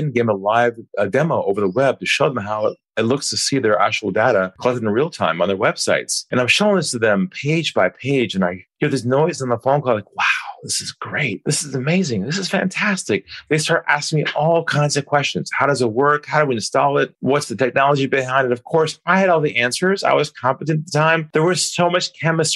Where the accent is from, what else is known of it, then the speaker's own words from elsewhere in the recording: California, United States; moved away as an adult; now in Sydney, Australia; I'm originally from California, and I now live in Sydney, Australia. I've been here about 18 years.